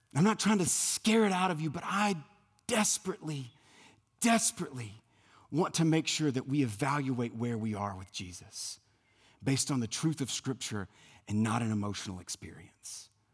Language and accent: English; South Louisiana, United States; moved away; growing up in South Louisiana